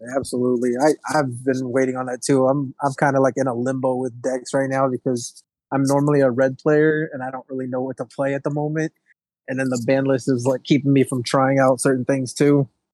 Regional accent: Houston, Texas, United States; I'm from Houston

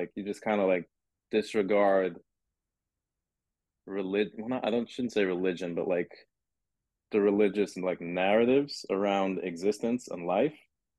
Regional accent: London, United Kingdom; born there; because I was born in London, and he was out in London not too long ago.

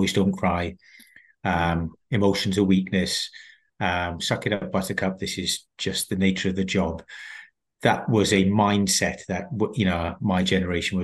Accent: South Wales, United Kingdom; moved away as an adult; I'm born and brought up in South Wales. People will pick up from my accent.

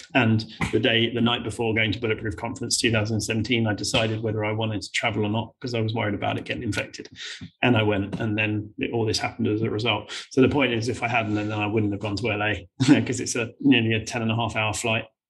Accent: United Kingdom; we're British

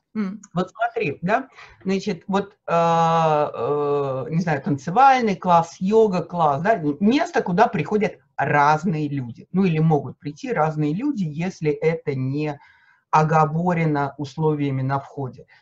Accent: Moscow, Russia; я москвичка

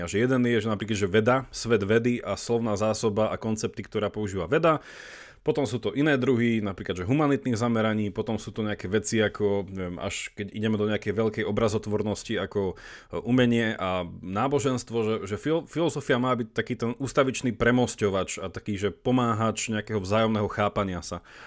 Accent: Slovakia; moved away as an adult; also born or lived in Italy / Belgium / England

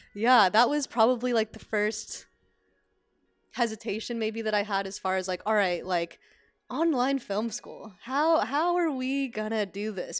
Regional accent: Sacramento, California, United States; moved away as an adult; now in Los Angeles, United States; even though I'm from California, being from Sacramento, Northern California

